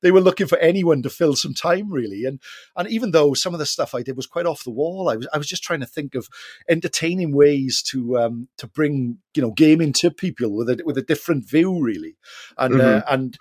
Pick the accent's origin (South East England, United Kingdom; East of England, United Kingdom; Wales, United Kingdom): Wales, United Kingdom; South; we're from South Wales